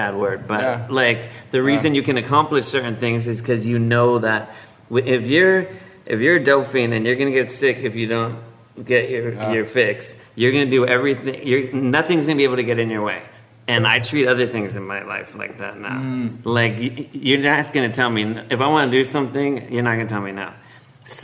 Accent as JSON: {"language": "English", "town": "Los Angeles", "region": "California", "country": "United States", "tie": "born or raised there", "said": "I was born in Los Angeles."}